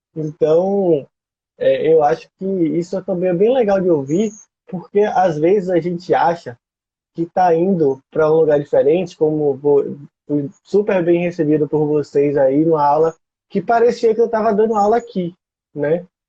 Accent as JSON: {"language": "Portuguese", "region": "Northeast Region", "country": "Brazil", "said": "eu sou nordestino, a gente está aqui na Bahia"}